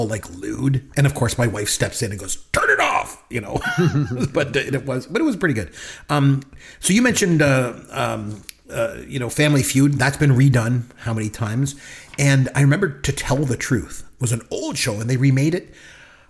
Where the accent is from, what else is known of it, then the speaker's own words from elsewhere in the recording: Canada; as a kid growing up in Canada